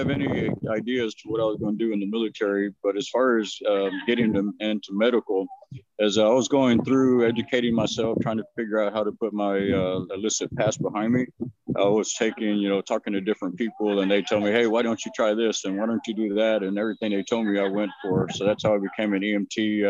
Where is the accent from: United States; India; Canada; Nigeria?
United States; Victoria, Texas; Yes. Uh-huh.